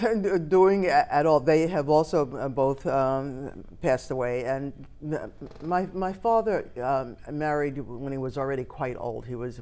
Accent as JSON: {"language": "English", "town": "New York City", "region": "New York", "country": "United States", "tie": "born or raised there", "moved": "as an adult", "lives_now": "Japan", "said": "I grew up in the Washington Heights section of New York City."}